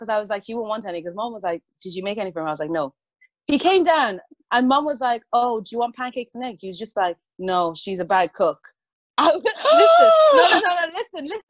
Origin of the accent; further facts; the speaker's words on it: Ireland; me growing up in Ireland